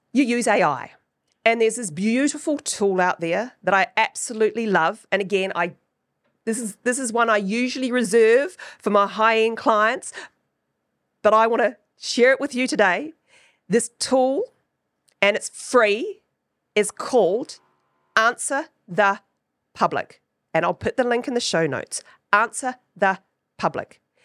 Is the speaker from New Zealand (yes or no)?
yes; New Zealand; accent: Kiwi; my Kiwi accent